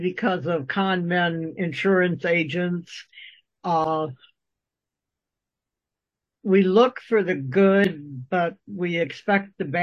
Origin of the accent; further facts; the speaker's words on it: Midwest, United States; I was born and raised in the Midwest, and I still adhere to Midwestern values.